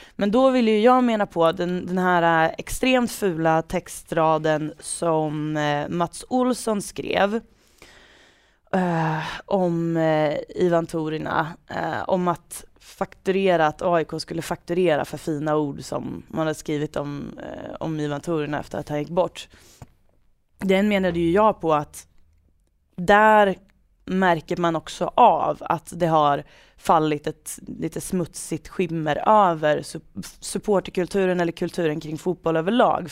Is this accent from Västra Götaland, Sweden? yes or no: no; Degerfors, Örebro County, Sweden; accent: Värmland dialect; dialektala ord från bruket. Från Degerfors